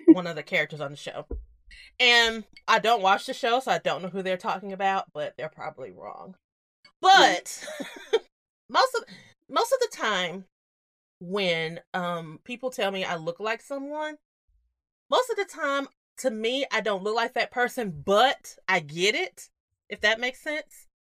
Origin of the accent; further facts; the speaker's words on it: the South, United States; we grew up in the South